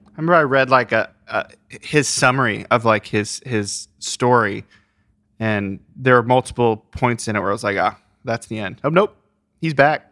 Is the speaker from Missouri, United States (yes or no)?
no; Ohio, United States; I grew up in Ohio